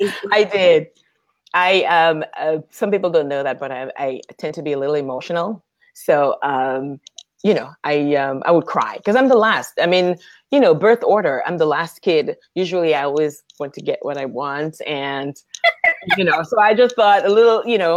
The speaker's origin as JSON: {"language": "English", "country": "Dominica", "tie": "born there", "said": "And he asked me if I'm originally from Canada. And I was like, no, actually, I was born in Dominica."}